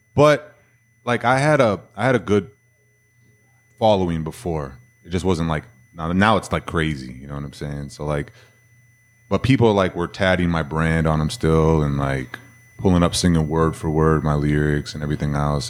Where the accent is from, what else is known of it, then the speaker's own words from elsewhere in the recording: Minnesota, United States; now in Texas, United States; everybody knows I'm from Minnesota because all I wear is Minnesota gear